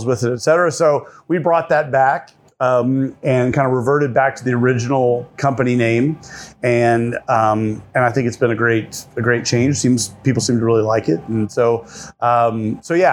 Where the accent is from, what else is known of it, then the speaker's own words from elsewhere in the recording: Henderson, Kentucky, United States; moved away as an adult; also born or lived in California; now in Kentucky, United States; I am from Kentucky, originally from Henderson, Kentucky